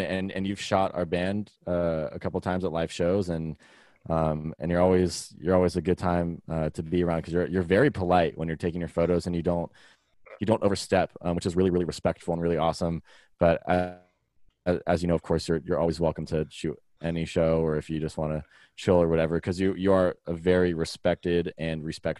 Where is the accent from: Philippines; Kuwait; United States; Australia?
United States; Vacaville, California; now in Sacramento, United States; He still lives in Vacaville, but we're all originally from Vacaville together.